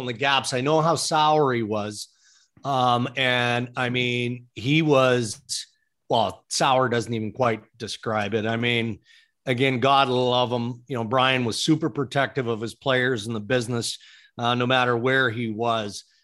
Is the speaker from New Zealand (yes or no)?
no; Saskatchewan, Canada; moved away; growing up in Saskatchewan